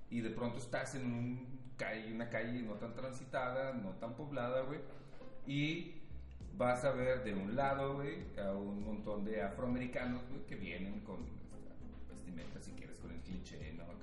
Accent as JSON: {"language": "Spanish", "country": "Mexico", "said": "ha de ser un pinche racista y soy mexicano, güey"}